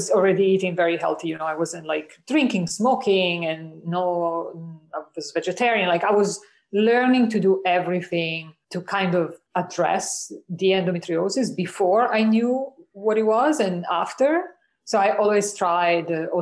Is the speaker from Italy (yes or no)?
yes; Italy; moved away as an adult; also born or lived in United States / Canada; I grew up in Italy.